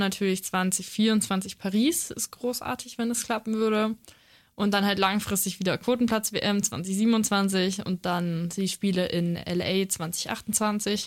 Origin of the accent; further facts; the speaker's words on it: Feucht, Bavaria, Germany; ich bin eben in Feucht aufgewachsen